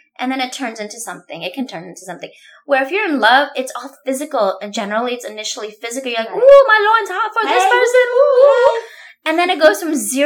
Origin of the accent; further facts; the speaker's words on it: India; I am allowed to make an Indian accent because I am Indian